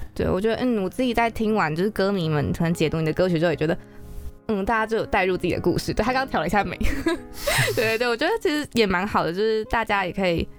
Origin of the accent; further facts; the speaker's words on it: Taipei, Taiwan; 我是台北人，但我阿妈会讲台语，哦。可是我不会